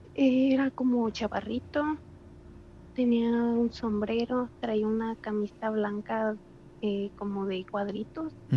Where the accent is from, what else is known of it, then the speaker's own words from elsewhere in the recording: Cuto del Porvenir, Michoacán, Mexico; soy de Michoacán